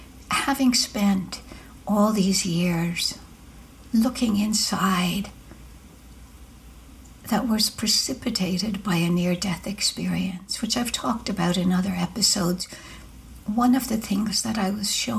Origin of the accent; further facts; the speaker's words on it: Ireland; now in United States; growing up in Ireland, it was easy to do that with all of the Catholicism